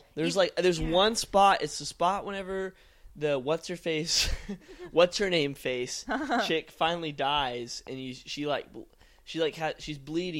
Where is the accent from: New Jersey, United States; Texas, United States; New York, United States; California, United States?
Texas, United States; Houston; Oh, hello. I am from the Houston, Texas.